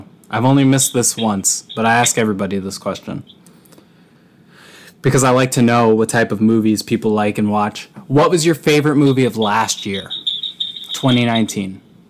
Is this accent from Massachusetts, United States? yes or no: yes; Massachusetts, United States; I'm from Massachusetts.